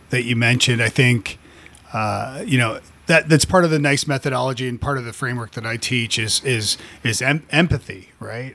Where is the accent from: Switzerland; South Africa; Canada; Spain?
Canada; moved away as an adult; now in United States; as a, as a Canadian, yeah, yeah, you know, 'cause I've, I've lived in the States now for, uh, gosh, fifteen years